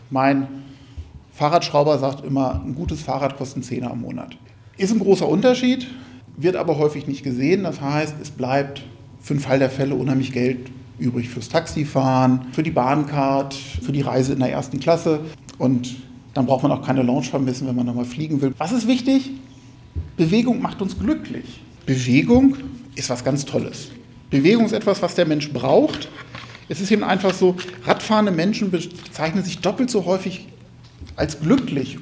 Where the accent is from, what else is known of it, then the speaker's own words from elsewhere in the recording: East Frisia, Lower Saxony, Germany; ich komme aus Ostfriesland